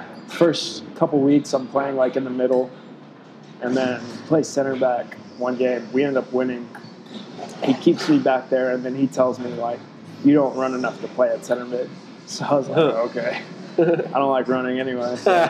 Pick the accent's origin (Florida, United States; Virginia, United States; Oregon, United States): Florida, United States; Fort Walton Beach; also born or lived in Lakenheath, England; Moved around a little bit. And then when I was five, we finally settled in Fort Walton. Gotcha. So, I mean, that's home, basically.